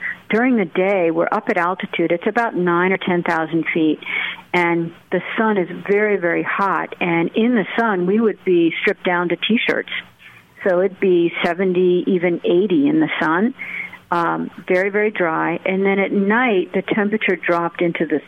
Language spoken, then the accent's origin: English; United States; for me as an American